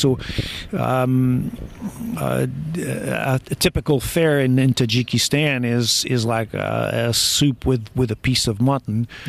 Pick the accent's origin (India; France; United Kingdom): France; moved away as an adult; also born or lived in Portugal / Albuquerque, New Mexico; now in Morgantown, United States; My father moved. My family moved to France. So my family was one of those immigrants that went to France